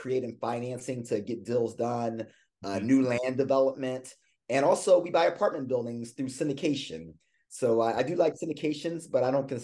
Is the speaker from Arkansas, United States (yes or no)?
no; Philadelphia, Pennsylvania, United States; moved away as an adult; also born or lived in Louisiana; I'm a Philadelphia native.